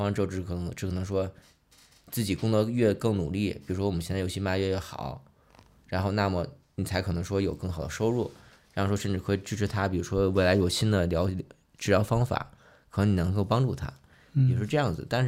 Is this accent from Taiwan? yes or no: no; Chaoyang, Beijing, China; 我户籍是北京人，我也是一个满族，但是我从小生活环境更多是算是在农村长大，就北京近郊嘛。以前以前朝阳都对二环都是都是郊区嘛，我们算其实是朝阳的农民嘛